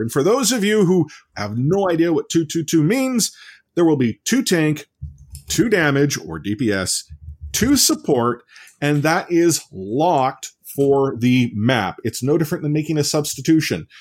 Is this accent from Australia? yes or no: no; Canada; we're Canadian